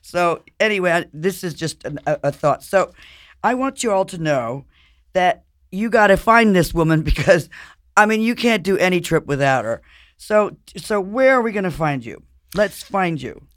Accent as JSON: {"language": "English", "town": "Paris", "region": "Île-de-France", "country": "France", "tie": "born or raised there", "moved": "yes", "said": "I grew up in Paris and I spent a lot of time in Europe"}